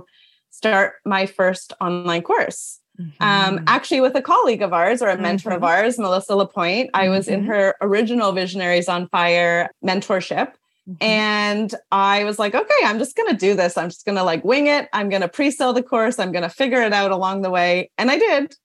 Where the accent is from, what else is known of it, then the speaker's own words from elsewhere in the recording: Toronto, Ontario, Canada; also born or lived in New York City; we moved back to Toronto, which is my hometown